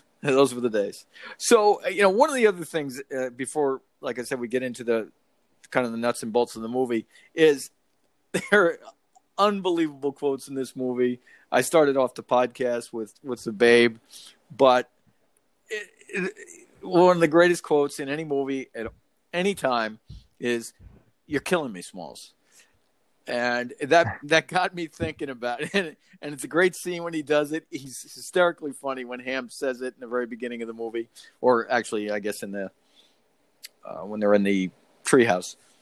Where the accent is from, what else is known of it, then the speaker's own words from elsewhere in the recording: Monroe, New York, United States; moved away; when we were growing up in Monroe